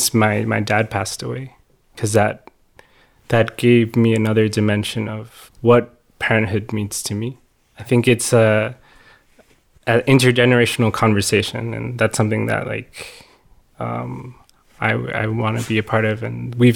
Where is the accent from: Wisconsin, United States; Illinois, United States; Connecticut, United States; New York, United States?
New York, United States; New York City; I grew up in Washington Heights in New York City.